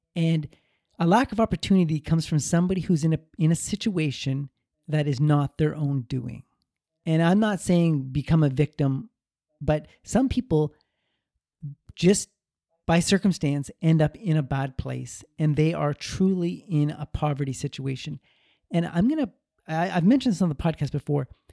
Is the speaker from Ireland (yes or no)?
no; Canada; I was born in Canada, a, a very prosperous country, full of opportunity